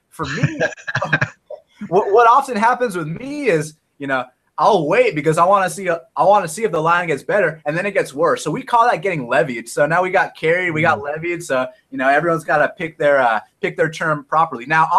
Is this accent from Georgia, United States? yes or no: yes; Atlanta, Georgia, United States; I'm from Atlanta.